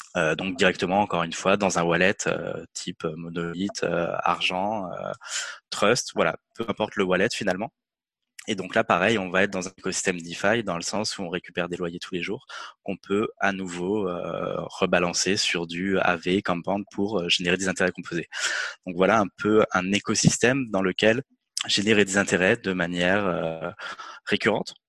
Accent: France; en tant que Français

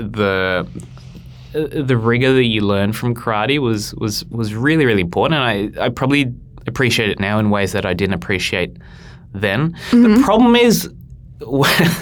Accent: Uruguay; Being Uruguayan

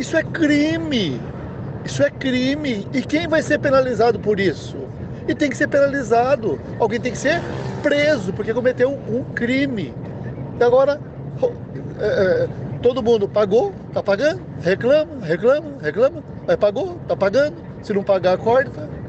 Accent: Londrina, Paraná, Brazil; sou de Londrina, nascido e criado.

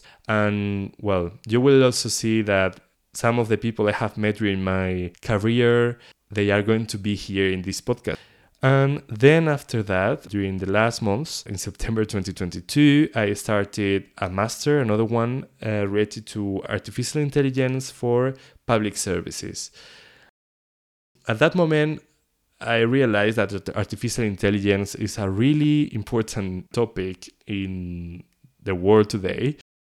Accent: León, Castile and León, Spain; English is a second language; moved away as an adult; also born or lived in Paris, France; I was born in León. This is a small city in the northwest of Spain. I was living in there for 18 years, so all my childhood was there.

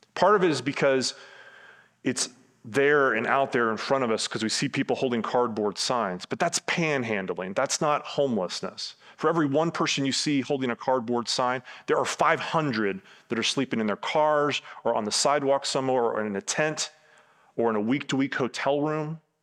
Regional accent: Tampa, Florida, United States; Where I grew up in Tampa

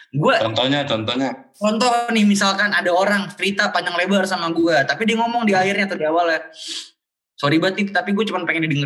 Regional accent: Bintaro, Indonesia; gue orang Bintaro

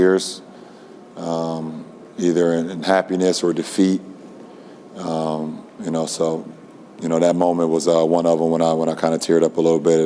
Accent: Akron, Ohio, United States; my hometown

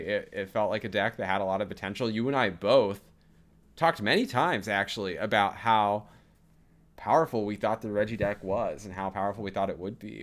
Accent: Wisconsin, United States; I was in my home state of Wisconsin

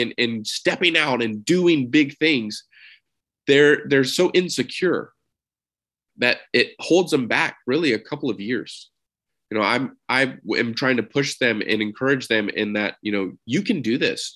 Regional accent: Texas, United States; I'm from Texas

